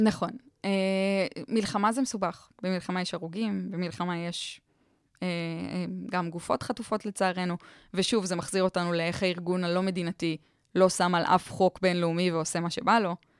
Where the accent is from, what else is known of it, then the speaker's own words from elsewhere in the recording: Israel; אנחנו בתור ישראלים